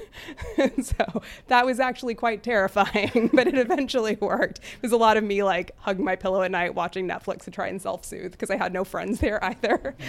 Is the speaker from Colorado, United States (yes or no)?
no; border town with Mexico, Texas, United States; fifth generation Texan of Scottish Irish descent, raised Hindu and Episcopalian in a Catholic area. Uh, I was raised in the, on a border town with Mexico